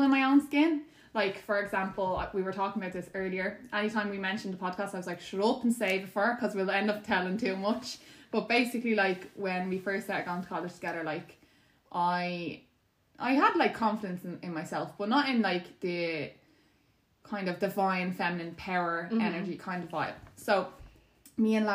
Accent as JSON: {"language": "English", "country": "Ireland", "tie": "born or raised there", "said": "growing up in Ireland"}